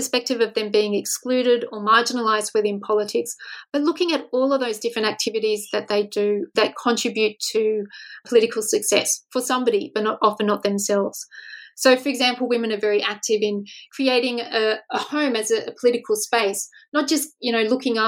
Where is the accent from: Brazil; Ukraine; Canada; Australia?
Australia; as an Australian researcher